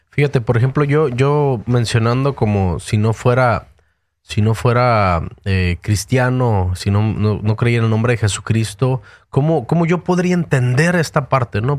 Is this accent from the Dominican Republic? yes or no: no; Mexico; moved away as an adult; now in United States; yo nací en México